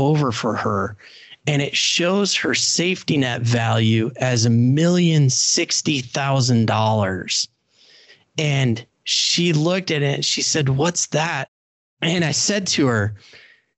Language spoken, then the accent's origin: English; Indiana, United States; I helped start the first CFP program for professionals in my home state of Indiana